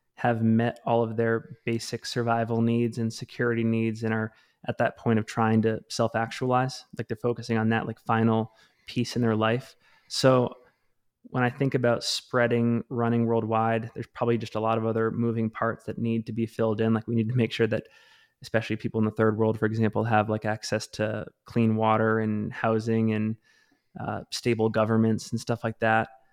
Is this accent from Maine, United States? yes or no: yes; Maine, United States; now in Salt Lake City, United States; I grew up in Maine